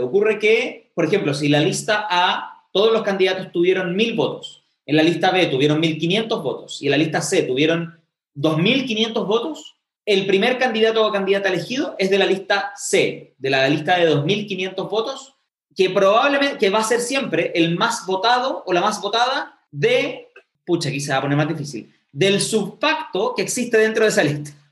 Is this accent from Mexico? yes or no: no; Chile; porque somos parte de Chile